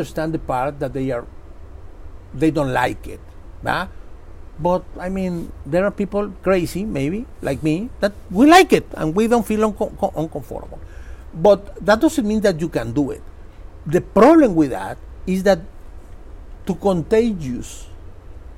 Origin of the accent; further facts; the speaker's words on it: Mexico; moved away as an adult; I am from Mexico